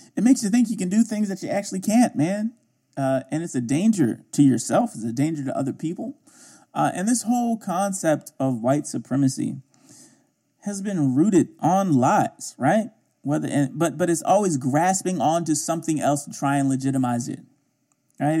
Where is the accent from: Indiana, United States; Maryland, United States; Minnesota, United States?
Maryland, United States; Baltimore; I grew up in Baltimore, mostly